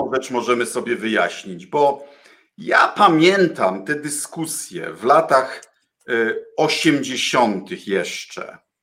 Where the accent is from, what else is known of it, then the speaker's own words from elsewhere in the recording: Bydgoszcz, Kuyavian-Pomeranian Voivodeship, Poland; ja się urodziłem w Bydgoszczy, liceum w Bydgoszczy, reprezentuję e, e, Kujawsko-Pomorskie.